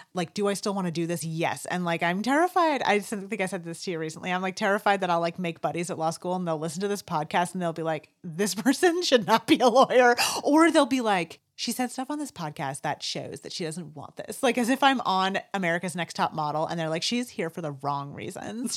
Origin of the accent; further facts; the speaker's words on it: United States; growing up in the North Country